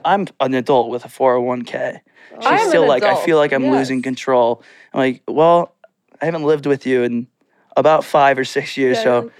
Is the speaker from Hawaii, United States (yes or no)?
no; Austin, Texas, United States; I was born in Austin.